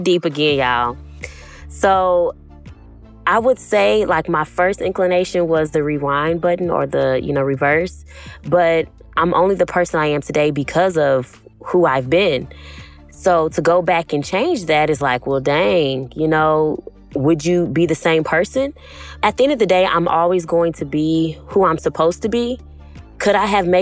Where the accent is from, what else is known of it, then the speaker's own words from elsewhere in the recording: Houston, Texas, United States; I'm 28. I am from Houston, Texas